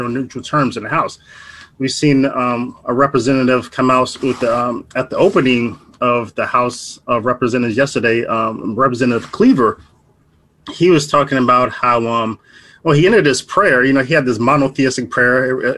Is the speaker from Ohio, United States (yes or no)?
yes; Ohio, United States; now in St. Louis, United States; I'm from Ohio. I'm living in St. Louis now